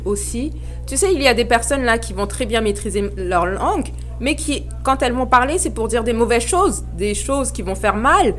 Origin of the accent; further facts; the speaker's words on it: Île-de-France, France; moved away as an adult; now in Montreal, Canada; je suis née j'ai grandi en France, dans le 9-2